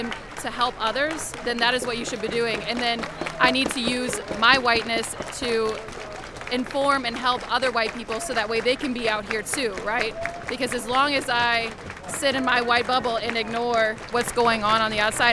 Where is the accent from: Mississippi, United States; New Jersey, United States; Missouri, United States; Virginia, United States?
Missouri, United States; St. Louis; I'm from Bevo Mill, St. Louis. I mean, as a white person in America